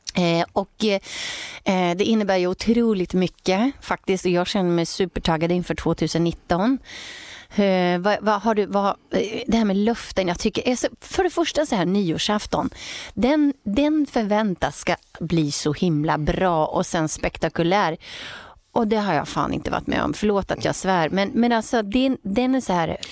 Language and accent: Swedish; Åtvidaberg, Östergötland, Sweden; där jag också bodde då i Åtvidaberg där jag växte upp som ligger i Östergötland